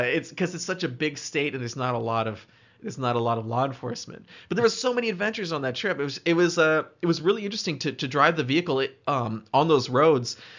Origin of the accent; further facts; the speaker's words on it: Canada; as a Canadian, I like to feel like I've experienced cold before.